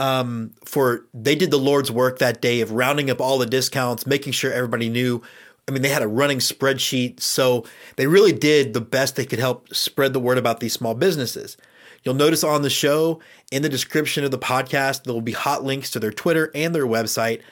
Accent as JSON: {"language": "English", "region": "Texas", "country": "United States", "said": "Being a Texan, it's in your DNA"}